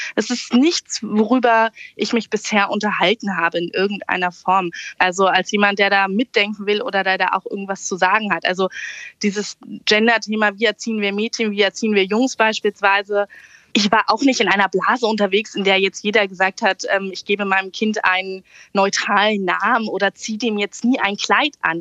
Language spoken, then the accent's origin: German; Berlin, Germany; moved away as an adult; also born or lived in southern Hesse; now in Hesse, Germany; Ich wurde in Berlin geboren und lebe jetzt auf einem hessischen Dorf in Südhessen